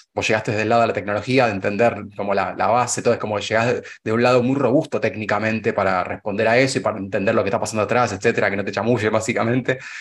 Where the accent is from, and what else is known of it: Argentina